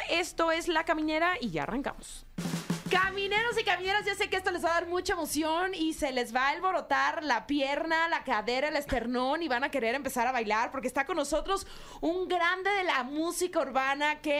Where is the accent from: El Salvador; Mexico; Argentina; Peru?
Mexico; decimos acá en México